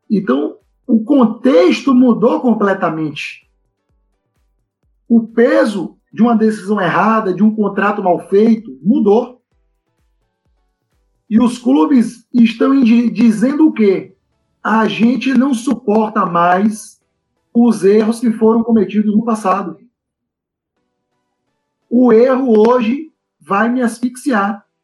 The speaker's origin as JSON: {"language": "Portuguese", "country": "Brazil", "said": "eu acho que esse ponto ele já começa com um traço cultural nosso enquanto brasileiros."}